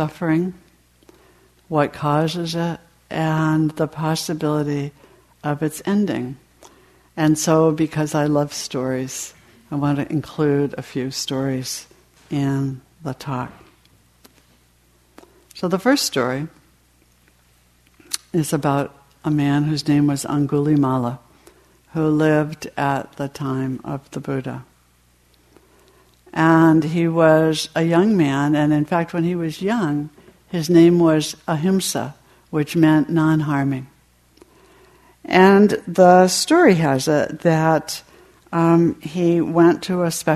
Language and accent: English; New England, United States; I was raised in New England in a fairly strict family